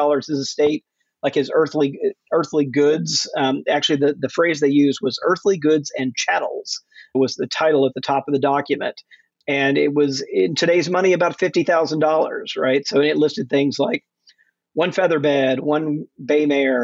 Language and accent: English; Jackson, Mississippi, United States; moved away as an adult; also born or lived in Fort Worth, Texas / Atlanta, Georgia / Macon, Georgia; I grew up mostly in Jackson, Mississippi